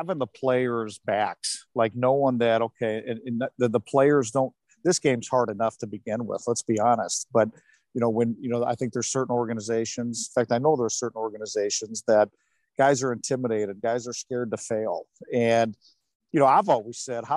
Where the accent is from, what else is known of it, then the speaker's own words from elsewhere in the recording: Detroit, Michigan, United States; growing up in Detroit